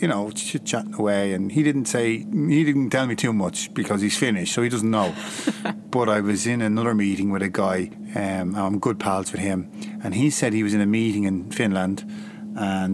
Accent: Ireland; I'm Irish

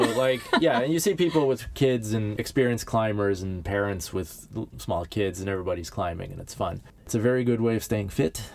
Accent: Los Angeles, California, United States; moved away as an adult; now in Stockholm, Sweden; I grew up in Southern California

